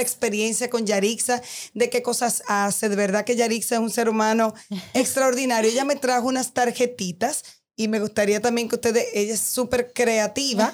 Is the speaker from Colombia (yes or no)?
no; Dominican Republic; hablo de nosotros como dominicanos, yo como dominicana